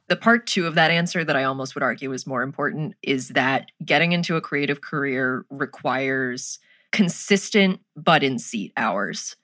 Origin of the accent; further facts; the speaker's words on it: United States; Being an American